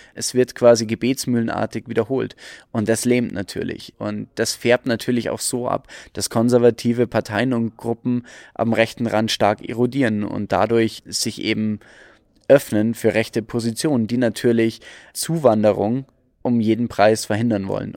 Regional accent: Germany; wir als Deutsche

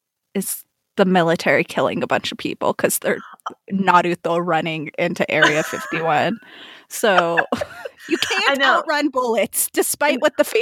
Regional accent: New Mexico, United States; also born or lived in Nevada; And when he found out I was from New Mexico, he like lost his shit, because he was like, like, Roswell, Area 51. Like, I was like, actually, Area 51's in Nevada. But I was born in Nevada.

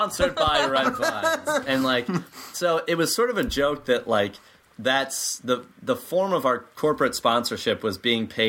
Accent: Midwest, United States; now in Chicago, United States; we're from the Midwest for the most part

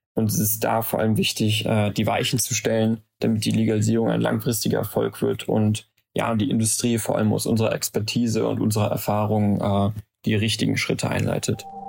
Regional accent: Aachen, North Rhine-Westphalia, Germany; also born or lived in Maastricht; unserer Heimatstadt Aachen

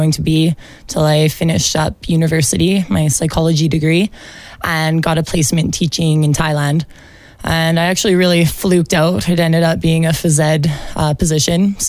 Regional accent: Taber, Alberta, Canada; now in Olds, Canada; I'm from Taber, Alberta, so just south of here

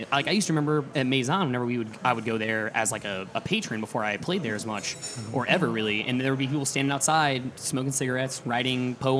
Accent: Pinckneyville, Illinois, United States; moved away as an adult; now in New Orleans, United States; I came from a small town in Illinois, the southern part of the state. Everyone always asks about Chicago, and I'm about as far from Chicago as I am from here whenever I'm in my hometown.

